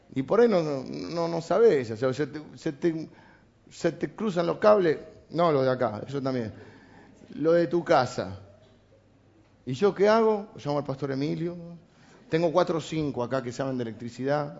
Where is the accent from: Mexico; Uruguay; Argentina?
Argentina; Somos argentinos, además de cristianos.